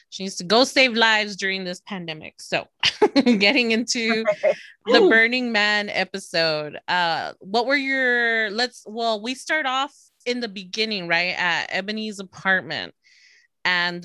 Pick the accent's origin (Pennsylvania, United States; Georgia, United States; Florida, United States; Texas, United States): Texas, United States; I'm from Texas